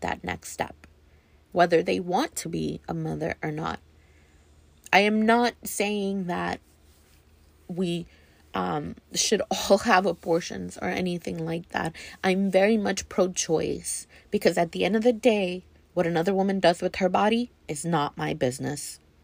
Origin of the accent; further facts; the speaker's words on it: Texas, United States; As a female, as a Texan